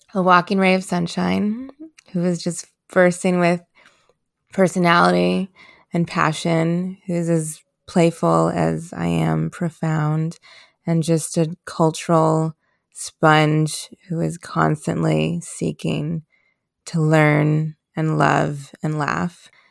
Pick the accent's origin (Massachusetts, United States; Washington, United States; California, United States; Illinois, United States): Illinois, United States; Chicago; I was born in Chicago, Illinois in nineteen ninety